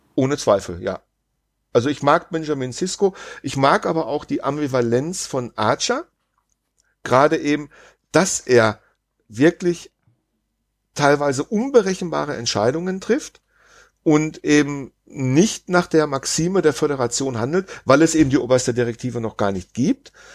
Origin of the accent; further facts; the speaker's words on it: Germany; als, als Deutscher